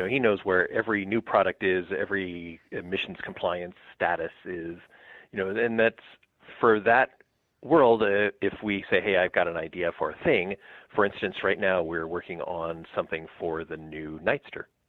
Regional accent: Southern California, United States; moved away as an adult; also born or lived in East Coast; now in Wisconsin, United States; but grew up in SoCal, and most of my career was in SoCal

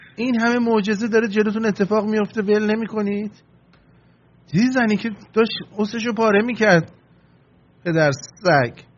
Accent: Iran; moved away; منم ایرانیم منم زندگیم از به باد رفته توی اون مملکت

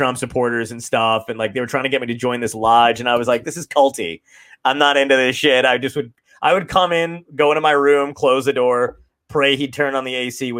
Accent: New York City, New York, United States; also born or lived in California; I was born in Brooklyn

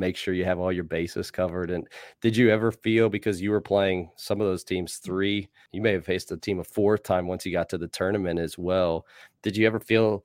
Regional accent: Research Triangle, North Carolina, United States; I grew up in the Research Triangle

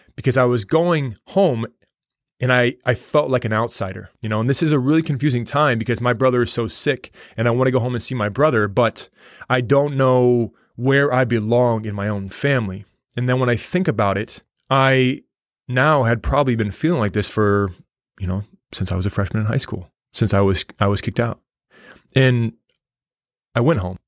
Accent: United States; I told him the United States

